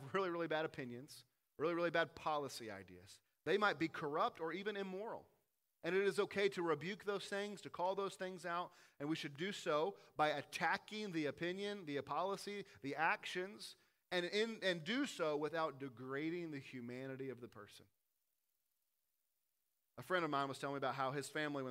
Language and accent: English; the South, United States; Growing up in the South, you think that everyone should like bluegrass music, biscuits and gravy, and drink sweet tea